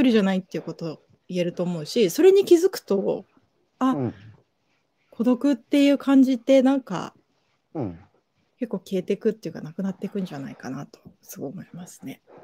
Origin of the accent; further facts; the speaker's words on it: Yokohama, Kanagawa, Japan; 浜です、神奈川県の